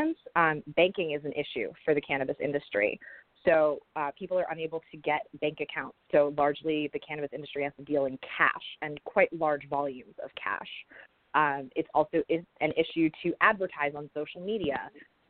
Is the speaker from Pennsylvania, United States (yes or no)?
yes; Pennsylvania, United States; I grew up in Pennsylvania, which until quite recently was a prohibition state.